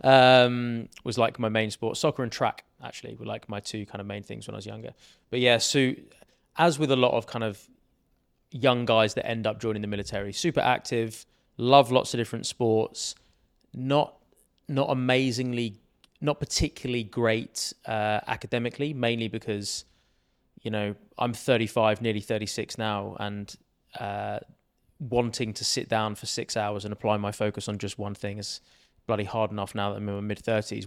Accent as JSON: {"language": "English", "area": "Sussex", "region": "South East England", "country": "United Kingdom", "tie": "born or raised there", "said": "I grew up, uh, in Sussex, which is a county in England, basically just south of London."}